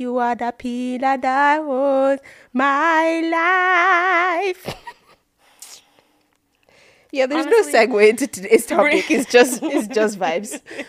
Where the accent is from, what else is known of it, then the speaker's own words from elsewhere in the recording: Nigeria; I'm Nigerian, it's in my blood to insult people.